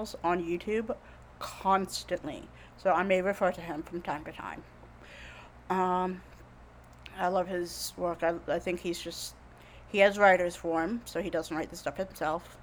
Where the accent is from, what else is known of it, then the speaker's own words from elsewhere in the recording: Jacksonville, Florida, United States; moved away as an adult; also born or lived in Orlando, Florida; we grew up in Jacksonville, Florida